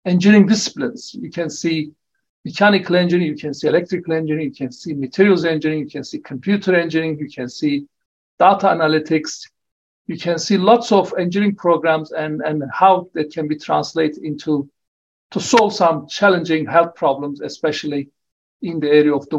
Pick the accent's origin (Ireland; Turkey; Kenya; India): Turkey; moved away as an adult; also born or lived in Oxford, United Kingdom; now in Wollongong, Australia; I returned to my home country of Turkey in 1994, and I worked there for 7.5 years